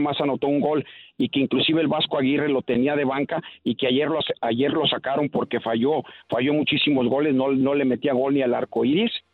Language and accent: Spanish; Mexico; also born or lived in Guadalajara; yo soy mexicano